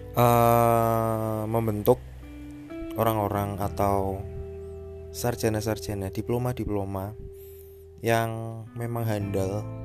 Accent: Semarang, Central Java, Indonesia; also born or lived in Tabanan, Bali / Kendal, Central Java; Aku lahir di Tabanan Bali pada tahun 1998 kemudian aku pindah ke Semarang kemudian waktu SMP sampai SMA aku pindah ke Kendal

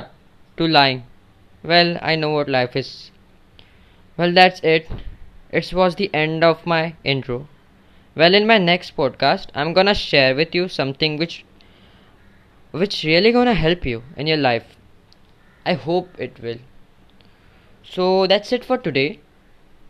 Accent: Mumbai, Maharashtra, India; I was born in Mumbai in a very middle class fam

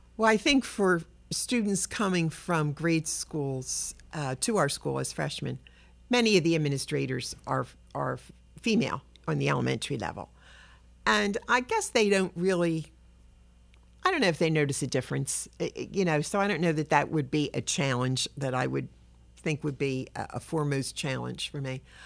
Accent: Philadelphia, Pennsylvania, United States; I'm a Philly kid. I was born in South Philadelphia. I grew up in Southwest

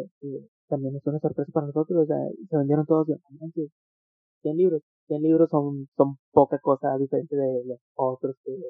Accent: Monterrey, Nuevo León, Mexico; Estamos en Monterrey, México.

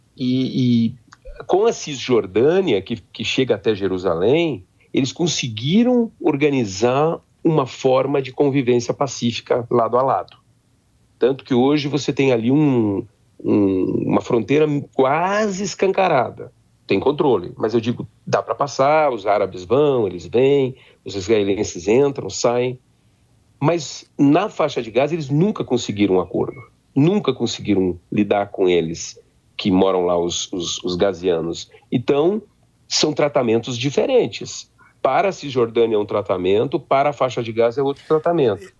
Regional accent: Três Passos, Rio Grande do Sul, Brazil; moved away; also born or lived in Independência; eu sou gaúcho, né? Eu sou da região de Independência, me criei em Três Passos

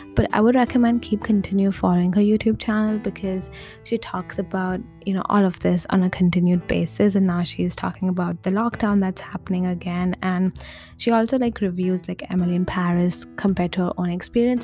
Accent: India; moved away; I come from India

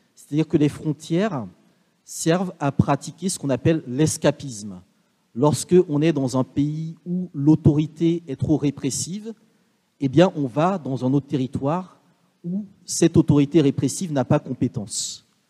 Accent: Benin; also born or lived in Martinique; je suis originaire du Bénin, ma famille vient du nord du Bénin, collée au Togo

